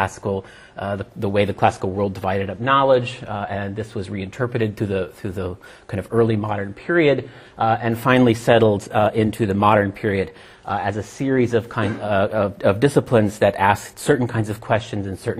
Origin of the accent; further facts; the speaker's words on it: New York City, New York, United States; also born or lived in London; I'm from the United States, from New York City